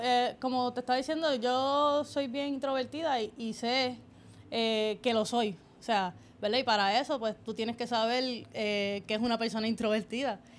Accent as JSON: {"language": "Spanish", "town": "Toa Baja", "country": "Puerto Rico", "tie": "born or raised there", "said": "Yo soy de Sabana Seca, toda Baja"}